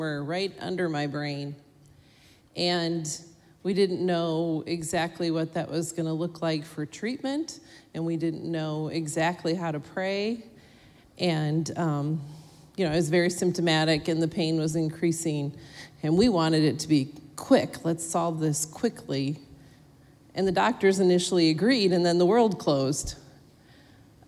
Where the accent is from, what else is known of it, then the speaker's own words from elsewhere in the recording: Minnesota, United States; I'm a Minnesotan, and my family lives there.